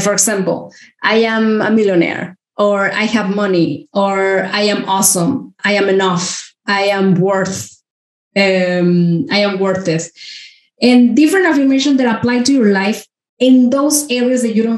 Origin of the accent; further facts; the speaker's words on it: Mexico; I grew up in Mexico. I'm from Mexico